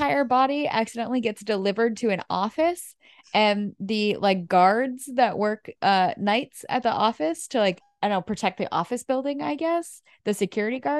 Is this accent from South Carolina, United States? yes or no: no; New Hampshire, United States; Growing up in New Hampshire, there's a every year they used to have a Civil War reenactment